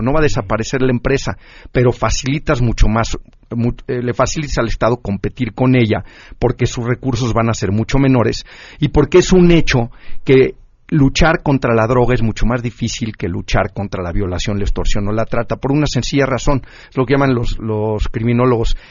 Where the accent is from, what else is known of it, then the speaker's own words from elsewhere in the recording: Mexico; vernos como mexicanos